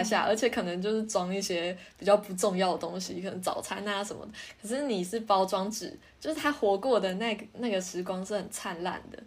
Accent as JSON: {"language": "Chinese", "country": "Taiwan", "said": "我们台湾人真的会觉得动画好像就是小孩子看的"}